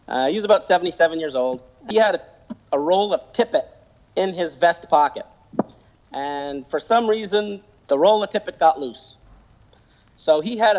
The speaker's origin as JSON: {"language": "English", "town": "Montreal", "region": "Quebec", "country": "Canada", "also_born_or_lived": "Adirondacks, New York", "moved": "yes", "lives_now": "United States", "said": "I'm originally from Montreal, Quebec. When I came to the Adirondacks"}